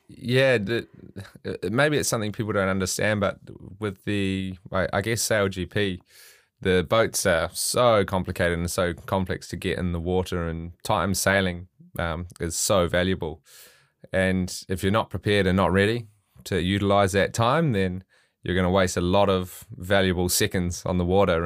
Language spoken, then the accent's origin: English; Auckland, New Zealand; I'm I'm from Auckland, so the the biggest city